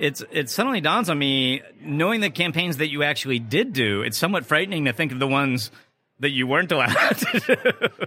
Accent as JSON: {"language": "English", "region": "Southern California", "country": "United States", "tie": "born or raised there", "said": "I grew up in Southern California"}